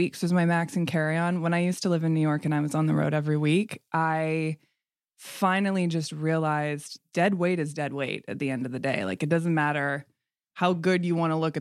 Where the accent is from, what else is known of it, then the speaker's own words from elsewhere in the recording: Canada; I'm Canadian, but my father's whole side was from Kentucky